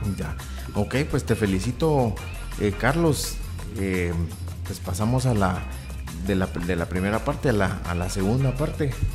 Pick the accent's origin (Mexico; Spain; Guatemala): Guatemala; somos chapines todos